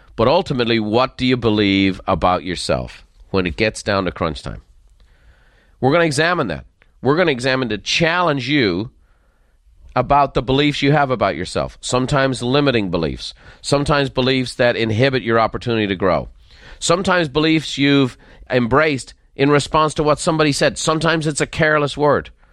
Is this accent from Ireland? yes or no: yes; Dublin, Leinster, Ireland; accent: faint Dublin; moved away; the faint lilt of a Dublin accent. I grew up in Dublin